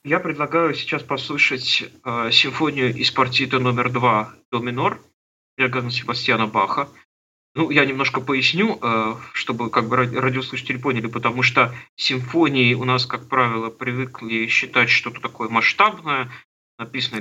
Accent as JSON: {"language": "Russian", "town": "Trekhgorny", "region": "Chelyabinsk Oblast", "country": "Russia", "tie": "born or raised there", "said": "Я родился на Урале, в Челябинской области, в городе Трехгорном, такой закрытый город."}